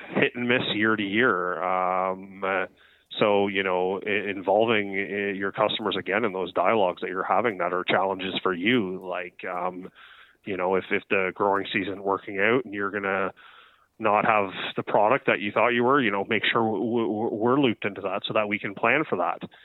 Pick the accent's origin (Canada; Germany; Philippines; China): Canada; Ontario; now in British Columbia, Canada; I'm from Ontario.